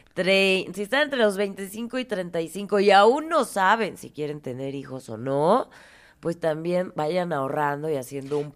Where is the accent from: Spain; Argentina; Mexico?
Mexico; Morelia, Michoacán; nací en Morelia